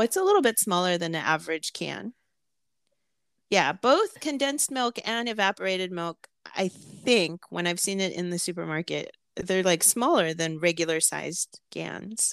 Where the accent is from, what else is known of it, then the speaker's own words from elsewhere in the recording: California, United States; I grew up in California